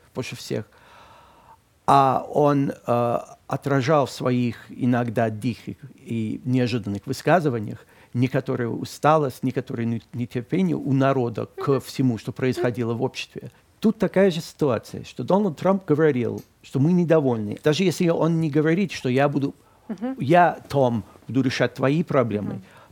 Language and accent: Russian; Boston, Massachusetts, United States; Russian is a second language; now in Moscow, Russia; мой родной город Бостон